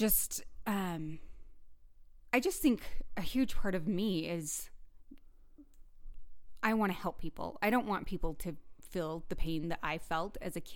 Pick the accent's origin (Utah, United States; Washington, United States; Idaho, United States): Utah, United States; Price; in Price, Utah